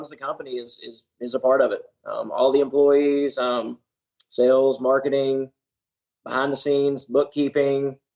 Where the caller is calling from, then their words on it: Jonesboro, Arkansas, United States; I'm coming live from Jonesboro, Arkansas.